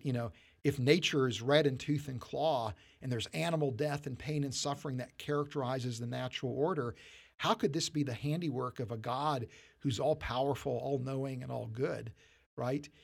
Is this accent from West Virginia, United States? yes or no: yes; West Virginia, United States; growing up in, in West Virginia.